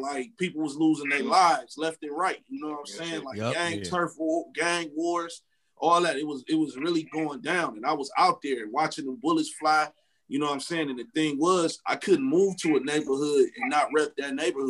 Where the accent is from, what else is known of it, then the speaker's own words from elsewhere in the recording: Detroit, Michigan, United States; moved away; I'm from Detroit.